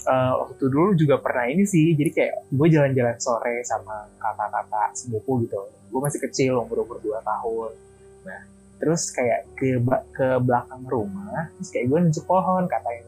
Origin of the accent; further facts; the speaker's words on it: Padang, West Sumatra, Indonesia; gue orang Padang ya